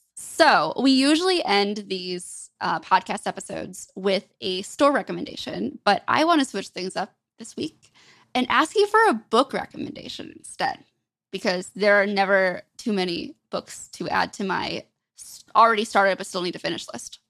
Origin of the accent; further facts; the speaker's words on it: Michigan, United States; I grew up in Michigan, grew up a really big hockey fan.